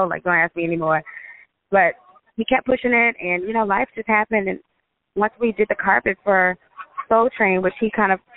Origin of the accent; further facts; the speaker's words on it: Las Vegas, Nevada, United States; now in Atlanta, United States; we're from Vegas, and Vegas is a pretty small town